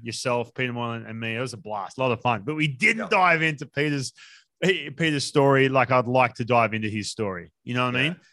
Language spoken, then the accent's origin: English; Newcastle, New South Wales, Australia; now in United States; growing up in Newcastle